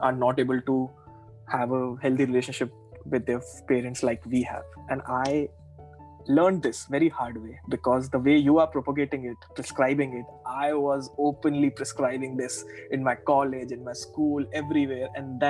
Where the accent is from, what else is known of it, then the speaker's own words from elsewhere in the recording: Jaipur, Rajasthan, India; I said, I came from Jaipur. This is my qualification. I want to work with you.